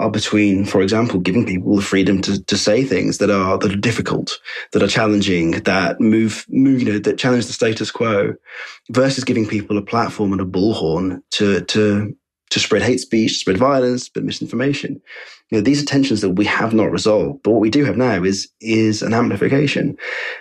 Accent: United Kingdom; in the UK, we often feel quite insulated from these conspiracies

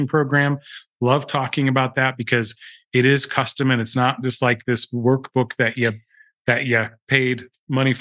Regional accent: United States

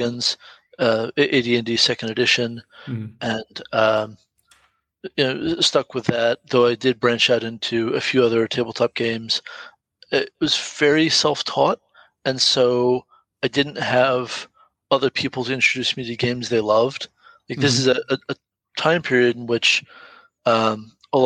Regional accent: Marietta, Georgia, United States; I grew up in Marietta, Georgia

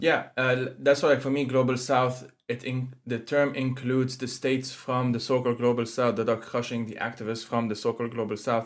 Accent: Lebanon; moved away as an adult; now in Switzerland; I'm originally from Lebanon, that's where I grew up

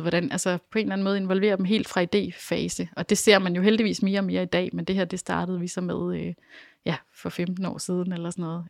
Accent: Denmark

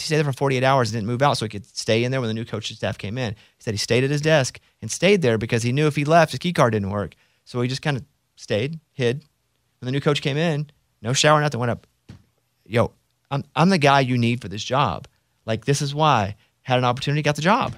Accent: Arkansas, United States; Because I'm from Arkansas, we're taught to not like Texas

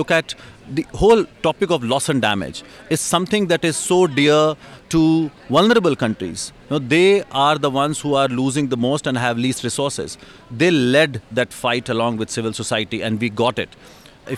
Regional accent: India; I come from India

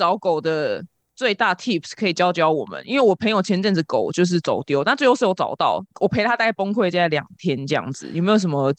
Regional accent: Taiwan; 我们台湾人热心，热喜欢台湾人，

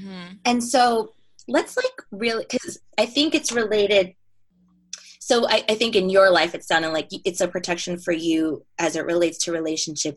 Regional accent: New York, United States; moved away as an adult; now in Southern California, United States; I'm from New York and I live in Southern California now

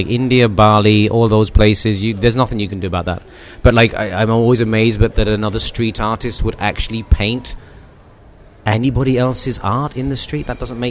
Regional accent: Ireland; now in London, United Kingdom; I'm originally from Ireland. But I've lived away from there most of my life, so my accent is so bad now that even people in Ireland don't know that I'm from there.

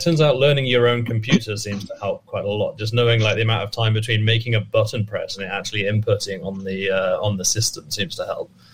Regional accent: England, United Kingdom; moved away as an adult; also born or lived in North Dakota; now in United States; despite my accent and me being from England, I actually uh, have been living in America for the last six years.

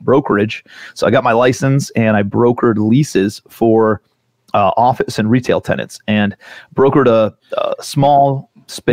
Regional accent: Cleveland, Ohio, United States; also born or lived in New York City / South Carolina; I'm from Cleveland, Ohio originally. I actually still live in Cleveland

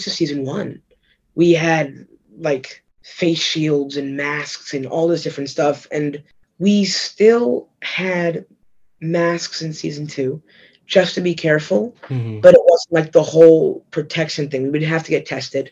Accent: New York City, New York, United States; also born or lived in Atlanta, Georgia; I'm from West Side.

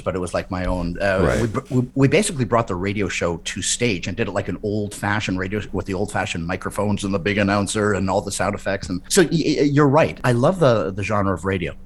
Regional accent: Winnipeg, Manitoba, Canada; born or raised there

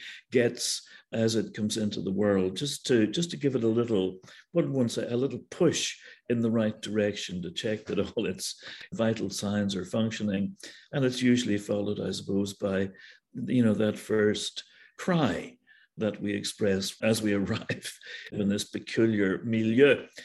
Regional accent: County Armagh, Northern Ireland, United Kingdom; moved away as an adult; now in United States; Where I was brought up in County Armagh, North Armagh, the Bramley is very much to the fore.

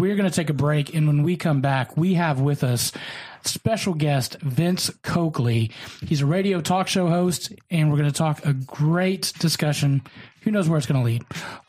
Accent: Kentucky, United States; He also attended EKU, home of Eastern Kentucky University, where my home state is, which I am now officially claiming.

